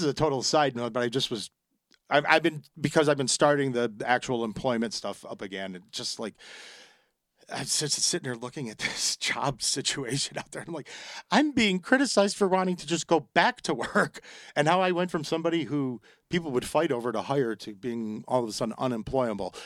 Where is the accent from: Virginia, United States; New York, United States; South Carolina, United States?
New York, United States; Buffalo; I'm from Buffalo